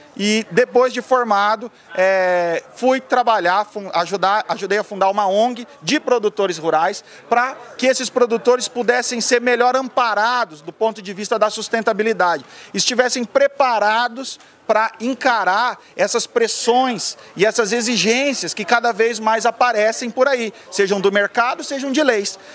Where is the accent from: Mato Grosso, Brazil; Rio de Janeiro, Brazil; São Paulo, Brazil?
Mato Grosso, Brazil; Sapezal; also born or lived in Curitiba, Brazil; eu já nasci em Curitiba e já fui criado no Mato Grosso